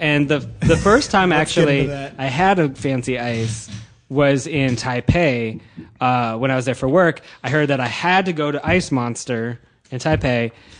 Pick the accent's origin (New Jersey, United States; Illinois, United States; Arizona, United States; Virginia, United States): Arizona, United States; I'm from Arizona, so I grew up with hot rain.